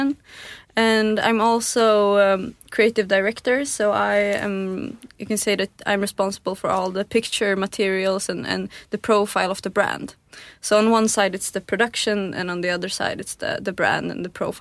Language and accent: English; Tyresö, Stockholm County, Sweden; also born or lived in Santa Barbara, United States; I was born in the southern part of Stockholm, a suburb called Tyresö